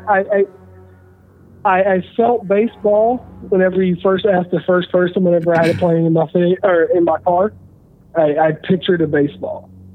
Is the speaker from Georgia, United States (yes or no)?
no; Tennessee, United States; now in Washington, DC area, United States; I'm from Tennessee